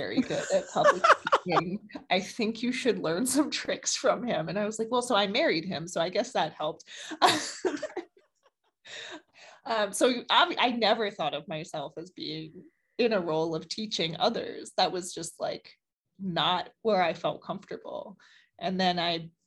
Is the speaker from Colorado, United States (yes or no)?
no; Baltimore, Maryland, United States; I was born and raised in Baltimore